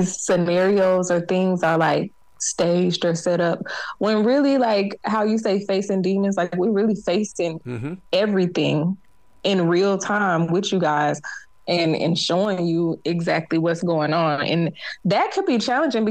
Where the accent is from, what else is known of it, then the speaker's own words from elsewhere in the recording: South Carolina, United States; now in Atlanta, United States; I'm from South Carolina and I'm from like the country, like not the city